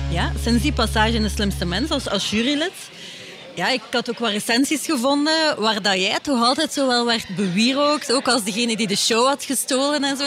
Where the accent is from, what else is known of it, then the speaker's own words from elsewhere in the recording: Ghent, Flanders, Belgium; ik ben van Gent